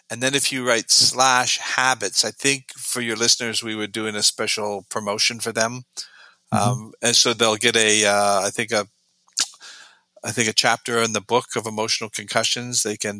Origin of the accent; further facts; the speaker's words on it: Canada; moved away as an adult; also born or lived in Sweden; now in Florida, United States; I'm originally from Canada